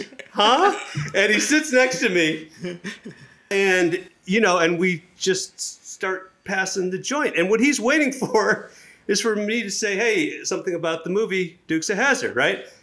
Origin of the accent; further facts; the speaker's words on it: Chennai, Tamil Nadu, India; moved away; I'm from, uh, Madras, which is in South India